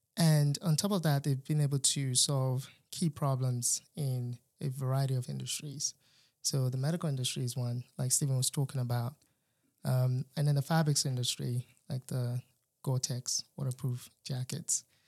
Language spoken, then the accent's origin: English; Nigeria; moved away as an adult; now in North Carolina, United States; I was born in Nigeria, uh, pretty much raised till after high school. And then came to the United States for college